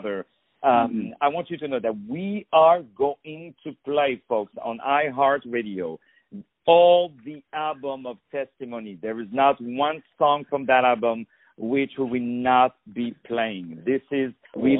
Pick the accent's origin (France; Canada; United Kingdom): France; Paris, Île-de-France; English is a second language; as you can hear with my terrible accent, I was born in Paris, in France